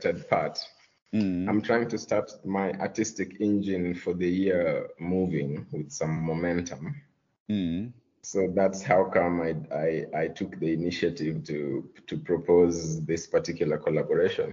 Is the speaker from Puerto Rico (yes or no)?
no; Luo, Kenya